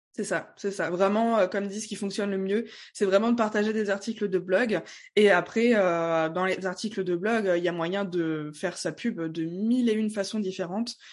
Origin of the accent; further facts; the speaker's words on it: Strasbourg, Grand Est, France; je viens de Strasbourg.